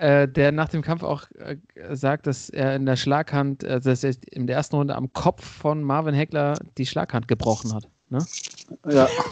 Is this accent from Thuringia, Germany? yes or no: no; Hesse, Germany; die Hessen, gell, wo ich herkomme